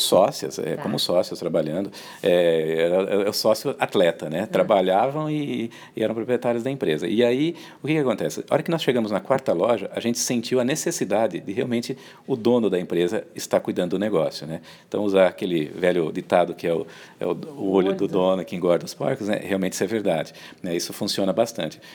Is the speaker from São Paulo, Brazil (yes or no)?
yes; Americana, São Paulo, Brazil; Eu sou lá da região de, de Americana, Campinas